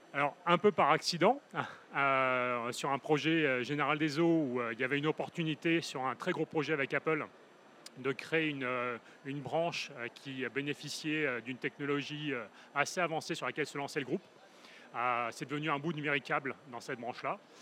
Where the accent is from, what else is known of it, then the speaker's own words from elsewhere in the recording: Paris, Île-de-France, France; moved away as an adult; now in Toulouse, France; j'étais parisien, j'ai quitté Paris à l'arrivée du troisième parce que je saturais dans le contexte urbain ultra dense hein, pour rejoindre Toulouse.